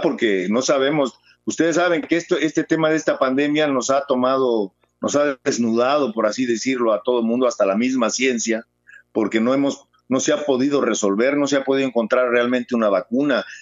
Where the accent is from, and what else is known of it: Mexico; moved away as an adult; also born or lived in El Salvador